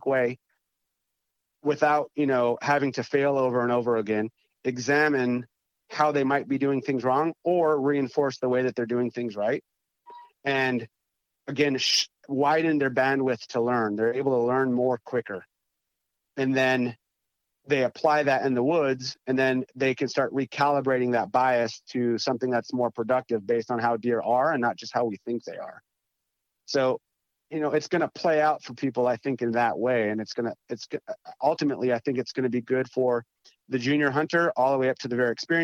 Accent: North Dakota, United States; moved away as an adult; also born or lived in East Coast; growing up in North Dakota

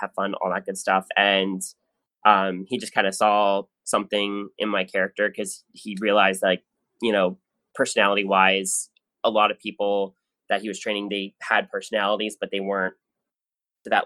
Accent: New Jersey, United States; I grew up in South Jersey

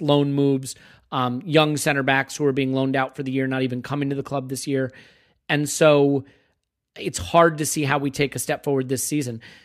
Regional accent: United States

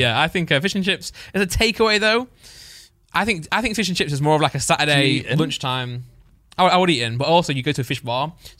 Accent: Mansfield, East Midlands, United Kingdom; moved away; I'm from like I was born in Mansfield.

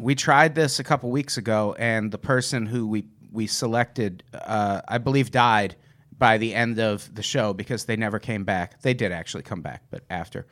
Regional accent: Peoria, Illinois, United States; born or raised there; moved away

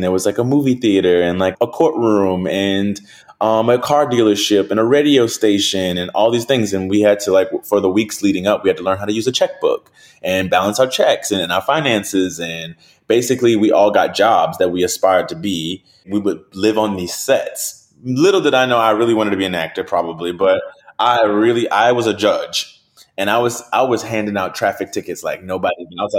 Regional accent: New Orleans, Louisiana, United States; My life, I'm from New Orleans. I eat crawfish. I eat red beans every Monday.

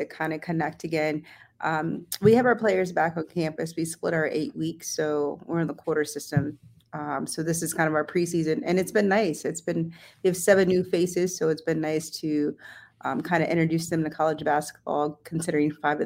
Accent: Topeka, Kansas, United States; moved away as an adult; also born or lived in New Orleans, Louisiana / Missouri / Oregon / New Mexico; I am born and raised in Topeka

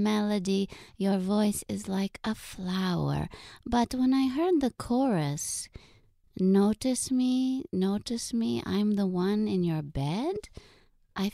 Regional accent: Kazakhstan; moved away; I'm from Kazakhstan, so I am Asian

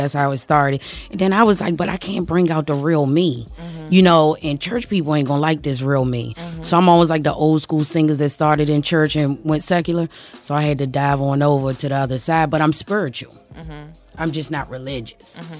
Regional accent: Maryland, United States; also born or lived in Washington, D.C.; I'm from Washington, D.C., but I grew up in Maryland

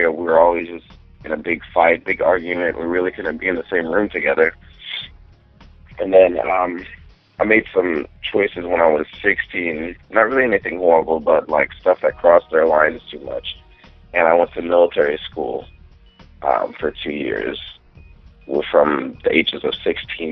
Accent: Texas, United States

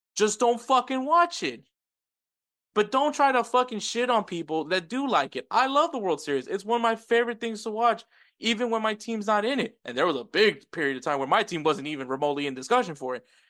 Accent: Texas, United States; I'm from the state of Texas

